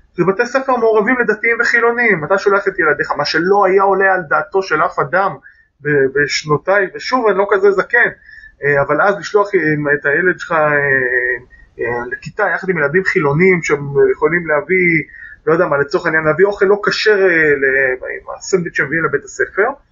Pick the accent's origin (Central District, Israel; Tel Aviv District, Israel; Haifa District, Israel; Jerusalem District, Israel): Jerusalem District, Israel; Jerusalem; אני יליד 1980, נולדתי להורים שיאריכו ימים גרים עד היום ברובע היהודי בירושלים